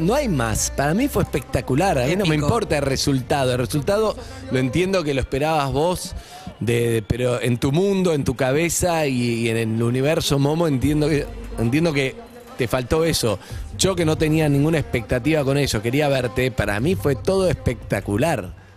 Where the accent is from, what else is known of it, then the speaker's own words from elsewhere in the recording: Argentina; somos argentinos